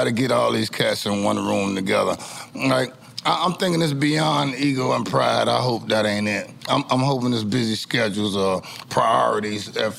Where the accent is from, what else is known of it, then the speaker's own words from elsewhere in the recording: Miami, Florida, United States; also born or lived in Atlanta; I'm from Miami, man.